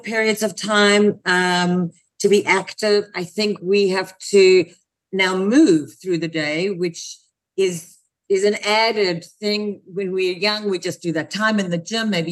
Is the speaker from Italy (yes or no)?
no; South Africa; now in United States; I come from South Africa, and I came to the States